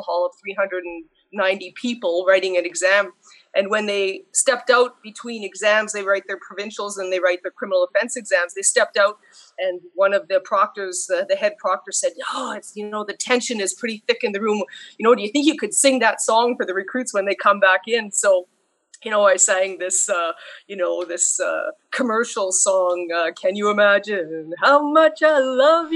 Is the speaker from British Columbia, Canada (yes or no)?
no; Sudbury, Ontario, Canada; moved away as an adult; also born or lived in North Bay, Ontario; now in Ottawa, Canada; Sudbury was my hometown, but I made it to Ottawa